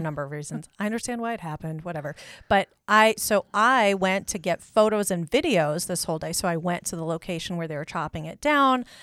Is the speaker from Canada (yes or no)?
no; Kansas City, United States; now in Great Falls, United States; growing up in Kansas City